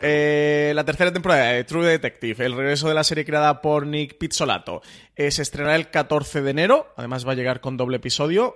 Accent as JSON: {"language": "Spanish", "region": "Mediterranean coast", "country": "Spain", "said": "Somos gente del Mediterráneo"}